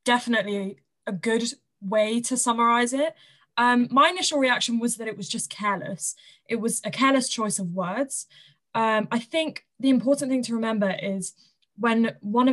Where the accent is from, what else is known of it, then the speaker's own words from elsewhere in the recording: Southampton, South East England, United Kingdom; I'm from Southampton